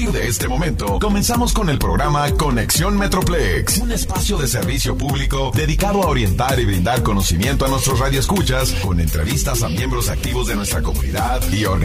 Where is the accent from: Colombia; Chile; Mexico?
Mexico; Monterrey, Nuevo León; now in Dallas, United States; yo soy eh, de Monterrey, Monterrey, Nuevo León. Allí nací, ahí crecí